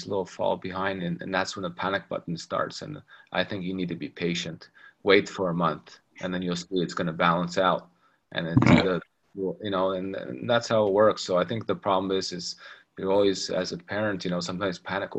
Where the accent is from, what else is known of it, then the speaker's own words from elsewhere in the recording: Toronto, Ontario, Canada; first language English; moved away as an adult; now in Russia; growing up in Toronto